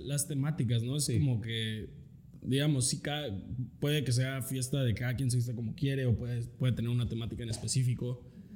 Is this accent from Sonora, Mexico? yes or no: no; Metepec, State of Mexico, Mexico; moved away; also born or lived in Querétaro; donde yo nací en Querétaro y la neta donde más me acuerdo es, fue en, cuando viví en Metepec